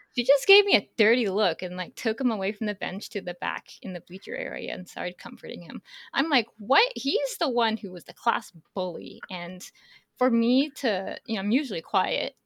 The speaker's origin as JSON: {"language": "English", "region": "Northern California", "country": "United States", "tie": "born or raised there", "said": "I grew up in Northern California"}